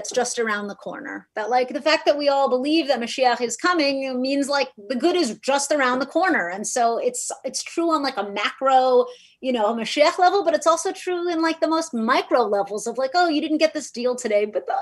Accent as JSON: {"language": "English", "town": "Miami", "region": "Florida", "country": "United States", "tie": "born or raised there", "moved": "yes", "lives_now": "Los Angeles, United States", "said": "I grew up in Miami, Florida, and I went to public schools"}